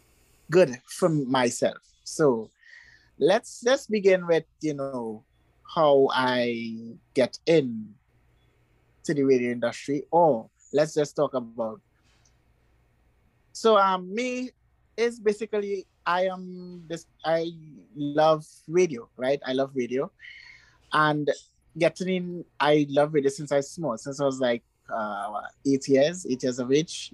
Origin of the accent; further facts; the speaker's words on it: Trinidad & Tobago; I'm 28 years of age. You know, I am from Trinidad, the beautiful island of Trinidad and Tobago.